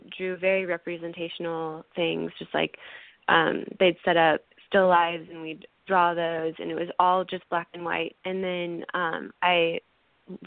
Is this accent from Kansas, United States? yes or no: yes; Kansas City, Kansas, United States; moved away as an adult; now in Nashville, United States; I grew up in Kansas City, Kansas